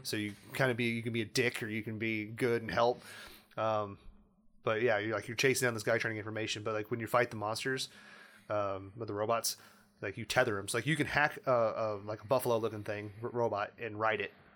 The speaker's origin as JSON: {"language": "English", "region": "Indiana", "country": "United States", "said": "We're from Indiana"}